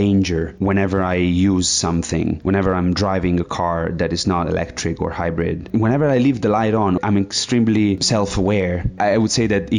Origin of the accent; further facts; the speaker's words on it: Tuscany, Italy; I'm originally from Italy and I'm 30 years old.